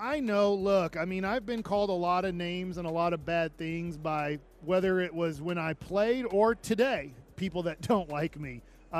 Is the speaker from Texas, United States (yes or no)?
yes; Duncanville, Texas, United States; even though I grew up in Duncanville, I grew up with my dad growing up here in Dallas